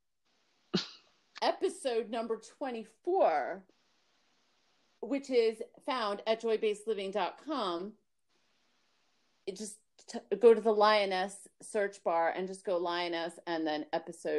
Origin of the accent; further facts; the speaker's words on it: New York City, New York, United States; I was born in Brooklyn, New York